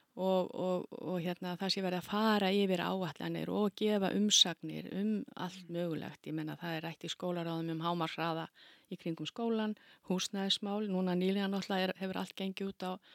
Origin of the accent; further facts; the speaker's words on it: Keflavík, Southern Peninsula, Iceland; ég er alveg upp í Keflavík og kem ég úr mikill í íþróttafjölskyldu